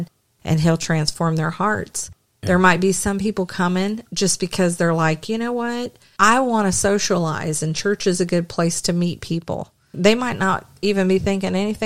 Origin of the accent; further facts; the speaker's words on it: the South, United States; I'm from the South